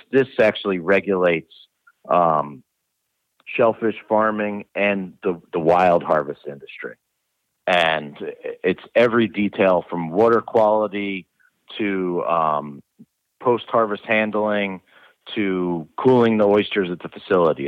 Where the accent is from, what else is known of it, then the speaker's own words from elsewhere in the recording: New Jersey, United States; also born or lived in Rhode Island; I came back um, to my home state in new jersey